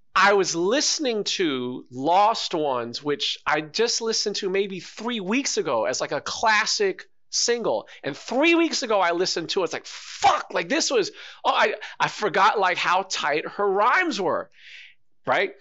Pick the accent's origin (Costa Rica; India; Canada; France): Canada; talk about our music and our culture, being a Canadian